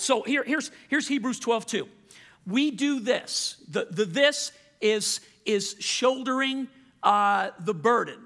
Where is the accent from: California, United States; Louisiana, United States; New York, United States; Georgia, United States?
Louisiana, United States; moved away; also born or lived in Colorado; I'm from Louisiana, so I was used to the culture